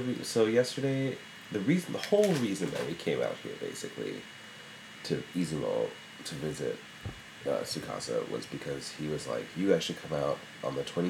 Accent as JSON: {"language": "English", "country": "United States", "said": "I'm American."}